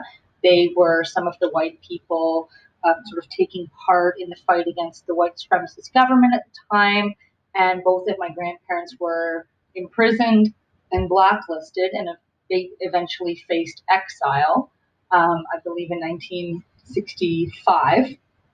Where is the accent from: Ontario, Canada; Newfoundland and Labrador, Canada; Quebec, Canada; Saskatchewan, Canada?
Ontario, Canada; Toronto; I was born and raised in Toronto, Canada. Neither of my parents were born in Canada. My father was born in South Africa, and my mother was born in Washington, D.C.